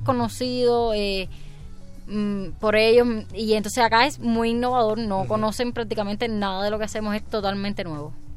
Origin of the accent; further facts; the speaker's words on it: Cuba; soy repentista cubana